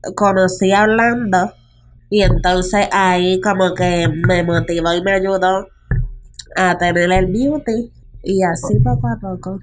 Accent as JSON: {"language": "Spanish", "town": "Guaynabo", "country": "Puerto Rico", "said": "soy de Guaynabo, Puerto Rico, tengo 23 años."}